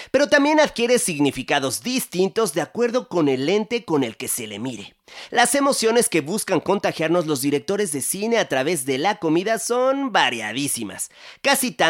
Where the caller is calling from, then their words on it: Guadalajara, Jalisco, Mexico; Hola Mariano, soy … de Guadalajara.